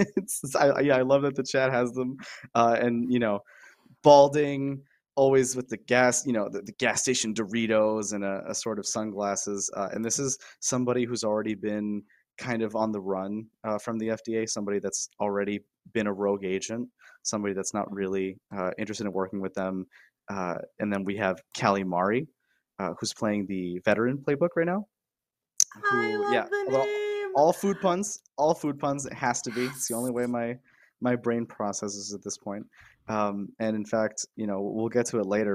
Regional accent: Miami, Florida, United States; moved away as an adult; I'm I'm Guatemalan Cuban. Uh, I was raised in Miami

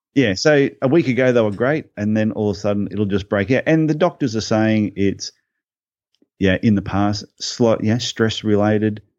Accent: Brisbane, Queensland, Australia; Born, born in Brisbane, uh, went to school in, in Brisbane.

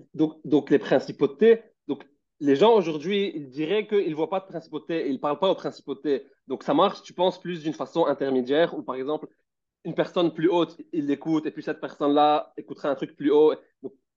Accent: Lebanon; moved away as an adult; j'étais au Liban et j'ai quitté le Liban pour aller dehors et je vivais seul

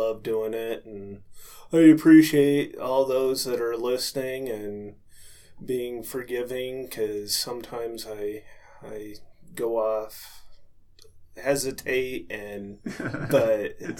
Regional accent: Littleton, Colorado, United States; now in Bailey, United States; I was born in Littleton

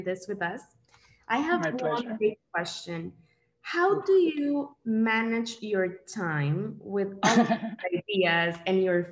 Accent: El Salvador; El Salvador

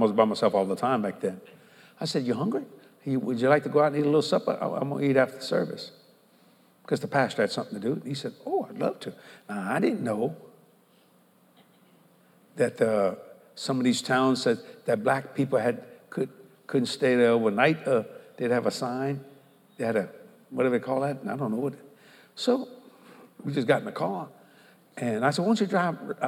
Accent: United States; I'm an American

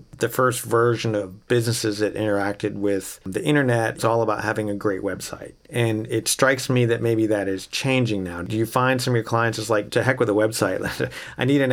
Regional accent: Gainesville, Florida, United States; when I grew up in Gainesville in the 80s

